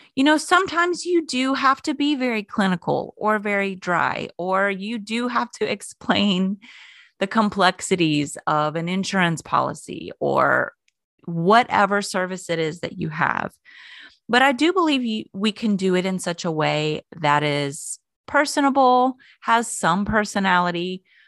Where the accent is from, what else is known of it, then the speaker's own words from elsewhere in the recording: Florida, United States; moved away; I grew up in Florida.